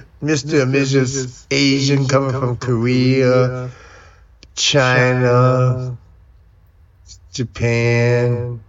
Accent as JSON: {"language": "English", "country": "Nigeria", "said": "And I'm from Nigeria and I got good grades."}